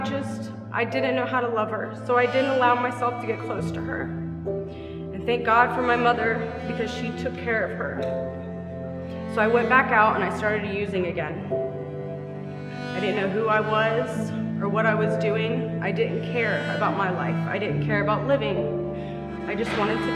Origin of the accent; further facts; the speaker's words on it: West Chester, Ohio, United States; I am from Westchester, Ohio. I went to Lakota West High School and I graduated 2005